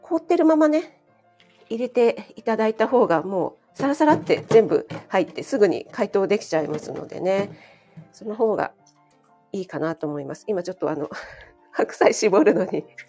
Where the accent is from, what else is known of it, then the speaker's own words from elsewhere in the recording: Kanto, Japan; 雪に弱い関東人